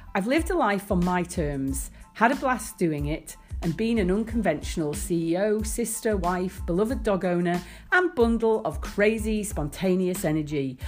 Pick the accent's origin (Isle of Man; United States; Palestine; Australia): Isle of Man; I grew up in the Isle of Man